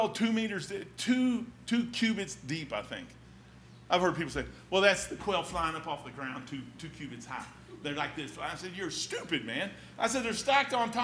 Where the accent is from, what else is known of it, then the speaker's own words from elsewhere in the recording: Kentucky, United States; I am from Kentucky. I'm a hillbilly.